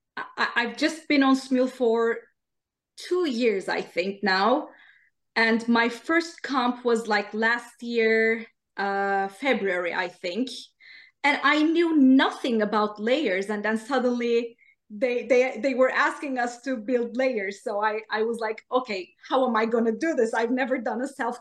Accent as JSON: {"language": "English", "country": "Turkey", "second_language": "English", "moved": "yes", "lives_now": "Sweden", "said": "I'm from Turkey"}